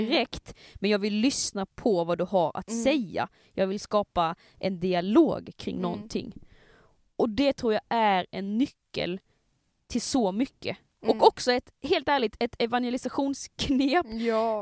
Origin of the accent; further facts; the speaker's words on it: Skåne, Sweden; accent: Scanian; min skånska